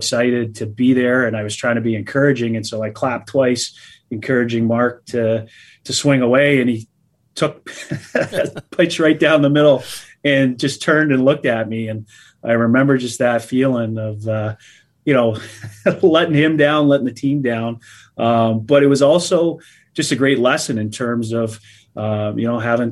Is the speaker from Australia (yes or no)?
no; Canada; moved away as an adult; as a Canadian